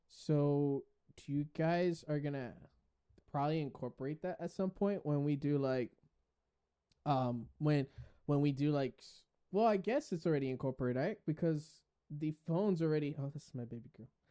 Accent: Puerto Rico; Boricua is something that us Puerto Ricans, we identify

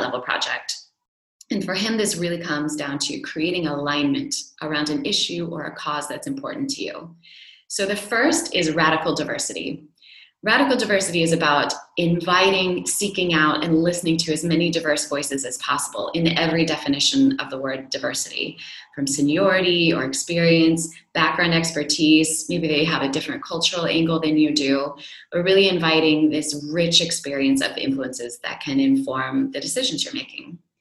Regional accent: United States; now in Europe; as an American

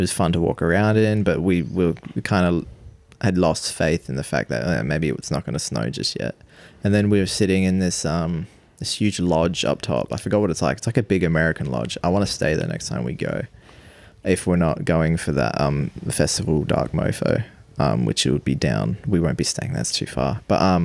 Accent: South Africa; now in Australia

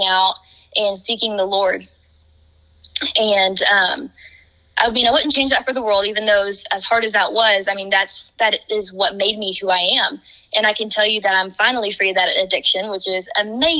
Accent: Vian, Oklahoma, United States; my hometown, Vian, Oklahoma

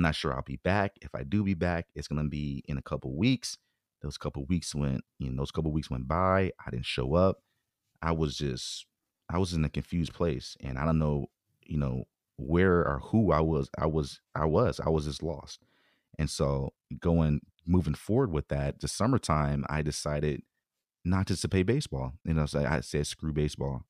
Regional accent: Bay Area, California, United States; moved away as an adult; I grew up on the peninsula side

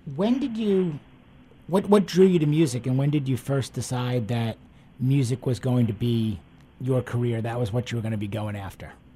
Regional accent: East Coast, United States; now in Houston, United States; I grew up on the East Coast, and now down down in Houston

